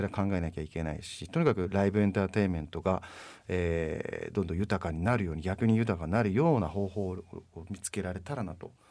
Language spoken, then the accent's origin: Japanese; Tokyo residents, Japan; 僕ら東京都民